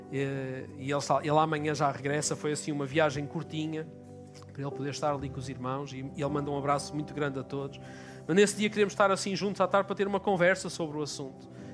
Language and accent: Portuguese; Portugal; eu digo, por exemplo, que sou português